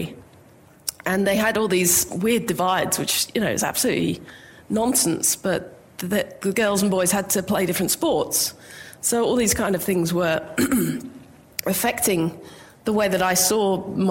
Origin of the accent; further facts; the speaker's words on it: England, United Kingdom; now in Australia; I grew up in England